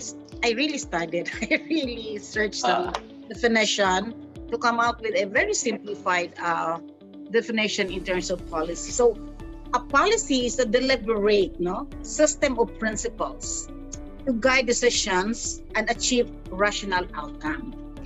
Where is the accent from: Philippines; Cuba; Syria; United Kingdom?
Philippines; So this is an issue that we're facing as a Filipino. That is a one in our country actually